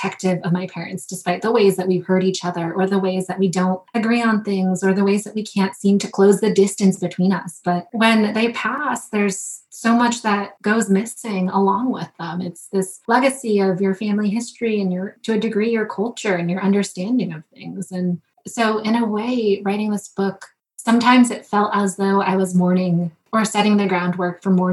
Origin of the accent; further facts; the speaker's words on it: Wethersfield, Connecticut, United States; I grew up in Wethersfield. It's considered one of the most ancient towns in Connecticut